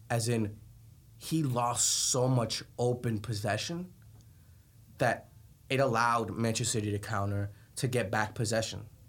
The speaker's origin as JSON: {"language": "English", "country": "Colombia", "moved": "yes", "said": "I'm from Colombia"}